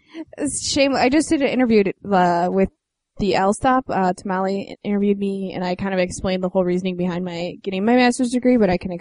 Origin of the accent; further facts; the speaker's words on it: Evergreen Park, Illinois, United States; I'm from Evergreen Park, which is southwest.